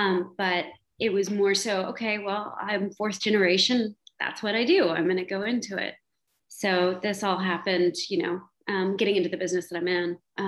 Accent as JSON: {"language": "English", "town": "Houston", "region": "Texas", "country": "United States", "tie": "born or raised there", "lives_now": "Austin, United States", "said": "I'm from Houston."}